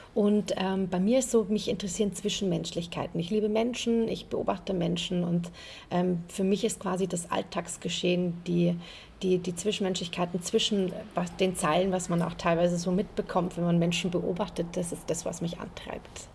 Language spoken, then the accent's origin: German; Munich, Bavaria, Germany; bin ein Münchner Kindl